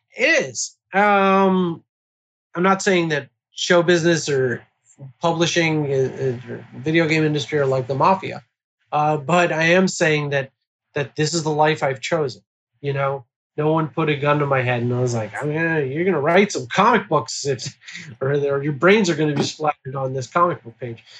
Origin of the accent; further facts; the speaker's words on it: Baltimore, Maryland, United States; my hometown of Baltimore